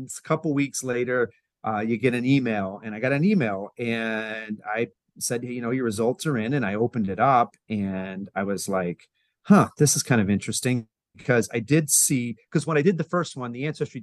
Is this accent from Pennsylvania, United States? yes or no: yes; Lancaster, Pennsylvania, United States; I grew up in, I was born in Lancaster, Pennsylvania